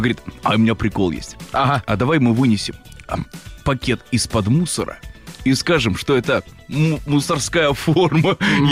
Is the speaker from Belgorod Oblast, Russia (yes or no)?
no; Kaluga Oblast, Russia; я же из Калужской области